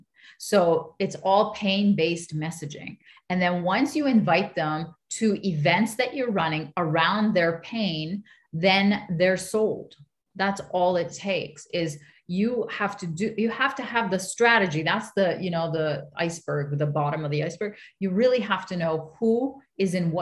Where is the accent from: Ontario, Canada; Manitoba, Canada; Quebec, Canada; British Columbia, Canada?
Quebec, Canada; Montreal; I'm the child of immigrants, but I was born in Montreal. So I was born here